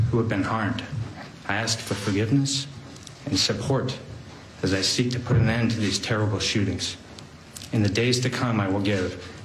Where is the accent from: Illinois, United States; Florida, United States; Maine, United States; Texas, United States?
Maine, United States; Lewiston; my hometown of Lewiston, Maine.